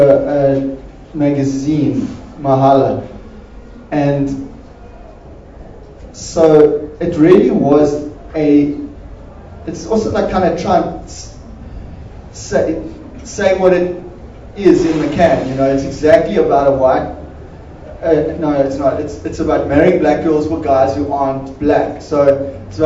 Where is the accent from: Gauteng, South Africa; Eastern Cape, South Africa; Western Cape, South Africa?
Eastern Cape, South Africa; Port Elizabeth; we're actually both from Port Elizabeth